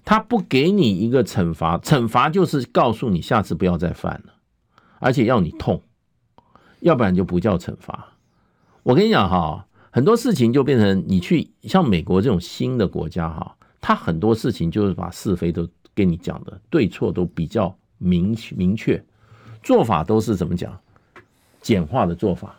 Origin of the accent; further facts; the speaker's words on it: Taiwan; also born or lived in Europe; 身为一个台湾人